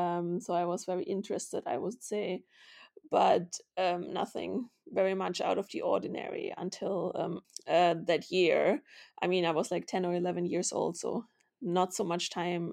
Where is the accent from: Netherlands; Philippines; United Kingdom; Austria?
Austria; Vienna; also born or lived in Munich / Berlin; So I was born in Munich to two Austrian journalists, which also makes me Austrian. And then we had moved around a lot.